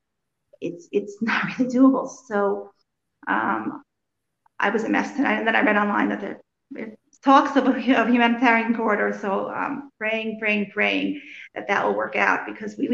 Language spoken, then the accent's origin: English; Morristown, New Jersey, United States; moved away as an adult; now in Chernihiv, Ukraine; I grew up in Morristown, New Jersey.